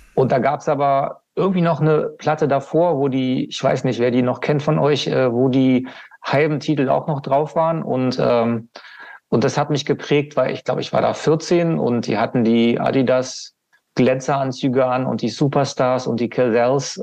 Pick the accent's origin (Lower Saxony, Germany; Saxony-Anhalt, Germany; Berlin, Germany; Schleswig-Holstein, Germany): Lower Saxony, Germany; Hannover; Das ist in Hannover, ne? meine Heimatstadt